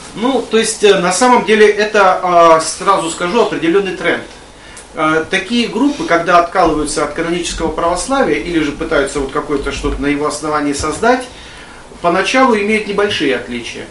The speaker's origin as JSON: {"language": "Russian", "town": "Krasny Kholm", "region": "Tver Oblast", "country": "Russia", "tie": "born or raised there", "said": "я родом с Красного холма"}